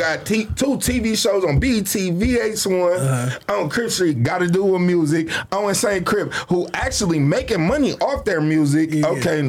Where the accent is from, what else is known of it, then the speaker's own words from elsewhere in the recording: Long Beach, California, United States; I'm from Long Beach, so we gonna call Long Beach LA.